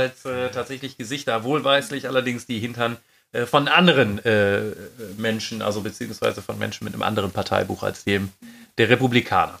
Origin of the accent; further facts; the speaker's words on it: Düsseldorf, North Rhine-Westphalia, Germany; weil wir aus Düsseldorf kommen